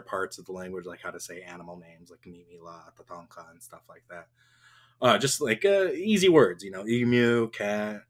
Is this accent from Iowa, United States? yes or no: no; Porcupine, South Dakota, United States; moved away; I'm Oglala Lakota from Pine Ridge, Porcupine to be exact. I don't live there anymore